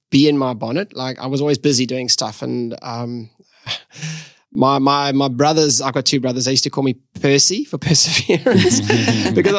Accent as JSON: {"language": "English", "town": "East London", "region": "Eastern Cape", "country": "South Africa", "tie": "born or raised there", "moved": "as an adult", "lives_now": "Perth, Australia", "said": "We grew up in the Eastern Cape, which is, I guess, just across the ditch from Perth, a place called East London is where I grew up."}